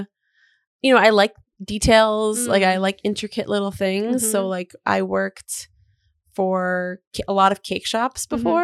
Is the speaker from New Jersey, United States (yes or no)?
yes; New Jersey, United States; moved away; I'm from New Jersey.